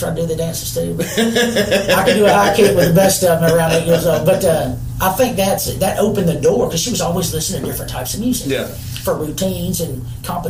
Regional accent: Shreveport, Louisiana, United States; I grew up in Shreveport, Louisiana

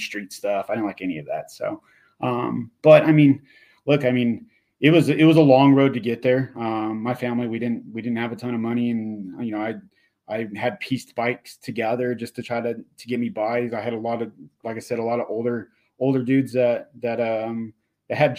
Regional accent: Inland Empire, California, United States; growing up in the Inland Empire, during that time frame of riding dirt jumps as a BMX rider

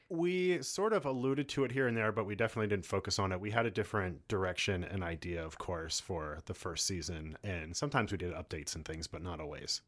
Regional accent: Philadelphia, Pennsylvania, United States; moved away; I'm from Philly

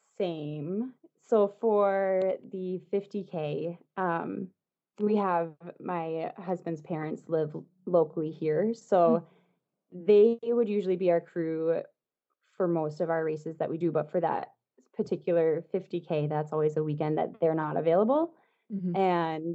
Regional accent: New Hampshire, United States; moved away; I'm from New Hampshire originally.

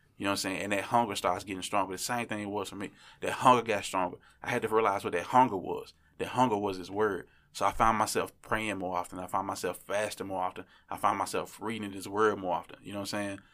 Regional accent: Memphis, Tennessee, United States; I'm from Memphis

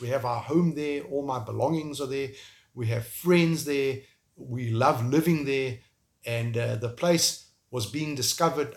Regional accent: South Africa; moved away as an adult; also born or lived in Kyiv, Ukraine; I'm from South Africa

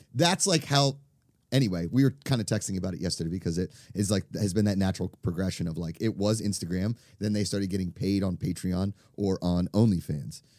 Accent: Pittsburgh, Pennsylvania, United States; as a kid growing up in the Midwest, if you will, I mean, I think Pittsburgh is, like, that in-between city between Midwest and East Coast

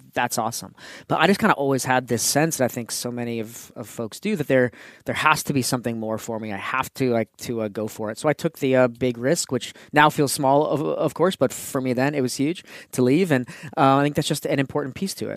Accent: California, United States; first language English; moved away as an adult; to leave California

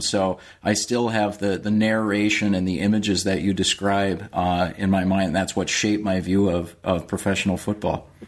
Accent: Minnesota, United States; I'm actually from Minnesota

